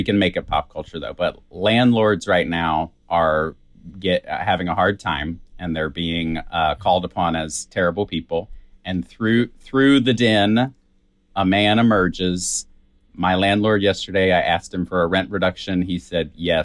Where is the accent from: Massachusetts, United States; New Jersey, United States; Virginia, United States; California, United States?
Virginia, United States; I'm from Virginia